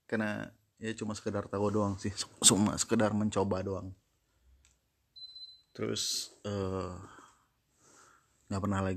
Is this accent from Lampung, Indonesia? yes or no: yes; Mesuji, Lampung, Indonesia; also born or lived in South Sumatra; kalau di kampung gue ya, di di di di Mesuji tepatnya di di Mesuji itu kalau dulu masih uh, masih bagian dari Kabupaten Tulang Bawang